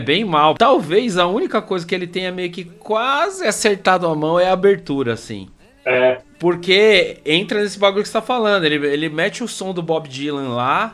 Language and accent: Portuguese; São Paulo, Brazil; eu cresci no Campo Limpo, cara, entre o Campo Limpo e Capão Redondo, Jardim Mitsutani